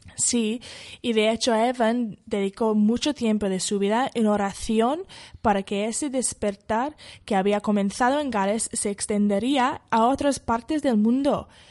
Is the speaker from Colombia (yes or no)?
no; Wales, United Kingdom; Spanish is a second language; moved away as an adult; now in Madrid, Spain; la iglesia Moraya está muy cerca a mi pueblo. Yo fui a estudiar bachillerato en un colegio que está al lado de, esta iglesia